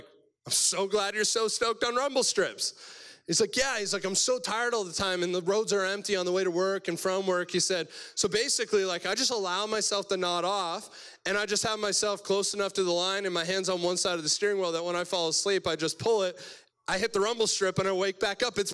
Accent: Cobourg, Ontario, Canada; I'm from Cobourg, Ontario, so east side of Toronto is the best side of Toronto

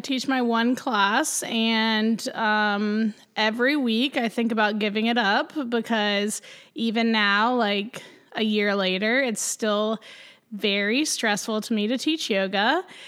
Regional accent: Greenville, South Carolina, United States; also born or lived in Clemson, South Carolina; now in Charleston, United States; I am a South Carolina born and bred. I was born in Greenville

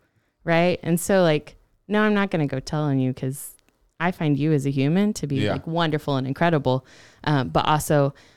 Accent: North Carolina, United States; born there; also born or lived in Missouri / Georgia / Texas; Ooh, I was born in North Carolina.

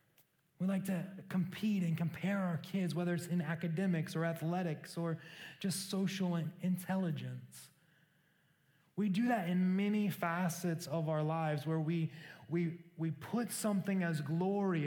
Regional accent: Council Bluffs, Iowa, United States; I grew up in a small town in Iowa called Council Bluffs

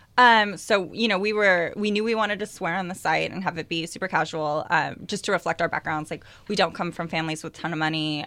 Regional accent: East Bay, Northern California, United States; I grew up in the East Bay, up in, uh, Northern California.

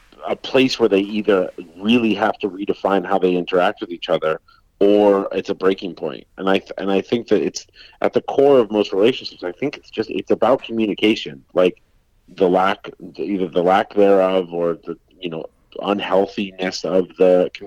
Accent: Colorado, United States; I grew up in Colorado where there's forest fires every year

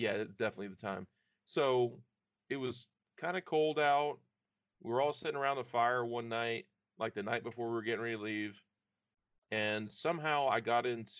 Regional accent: Powhatan, Virginia, United States; Up and down the East Coast, more or less. But I mean, in Powhatan were a lot of my memorable years.

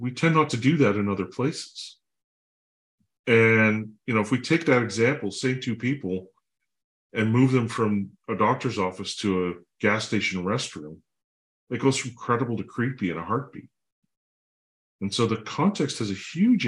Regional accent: Canada; I'm a Canadian, I'm a dad, I have two kids

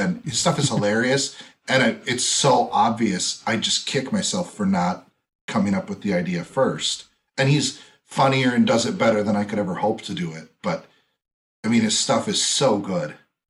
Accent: Green Bay, Wisconsin, United States; also born or lived in Eau Claire, Wisconsin / Stevens Point, Wisconsin / Chicago, Illinois; I'm born and raised in Green Bay.

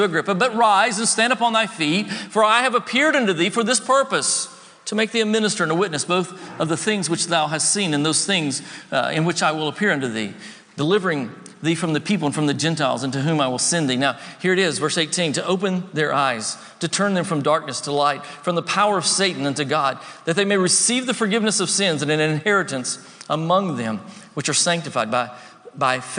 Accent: the South, United States; I grew up in the South

